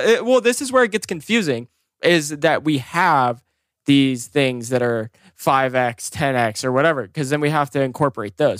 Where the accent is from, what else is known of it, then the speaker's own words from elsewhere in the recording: Oregon, United States; I was born and raised in Oregon